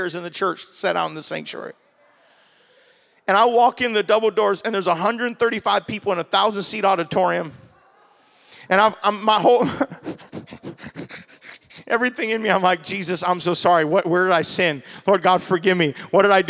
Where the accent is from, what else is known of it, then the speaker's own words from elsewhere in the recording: Maui, Hawaii, United States; accent: Hawaiian Pidgin; moved away as an adult; now in Oahu, United States; I'm from Maui